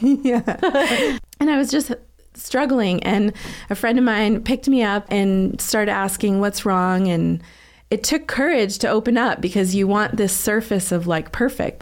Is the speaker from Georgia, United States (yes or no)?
no; Southern New Hampshire, United States; also born or lived in Boston, Massachusetts; now in Utah, United States; I was born in Boston and raised in Southern New Hampshire. I don't think I have a Boston accent, really